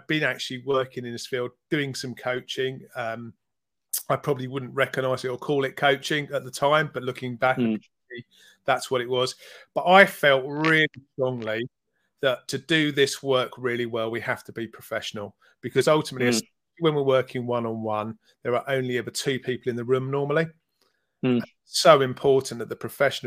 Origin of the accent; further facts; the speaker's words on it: London, United Kingdom; I was born in North London